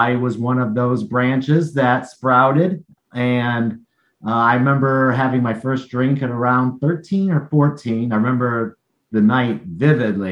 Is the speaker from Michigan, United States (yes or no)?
yes; Battle Creek, Michigan, United States; moved away as an adult; now in Portland, United States; I was born in the Upper Peninsula of Michigan on a small Native American reservation land, a little village called Launce. And then I moved downstate to the Lower Peninsula of Michigan to Battle Creek